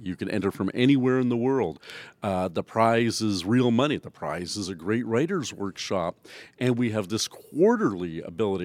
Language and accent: English; Canada; I'm the Canadian judge.